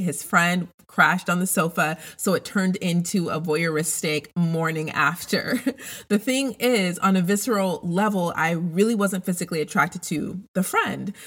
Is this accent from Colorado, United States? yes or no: yes; Denver, Colorado, United States; I grew up in Denver, Colorado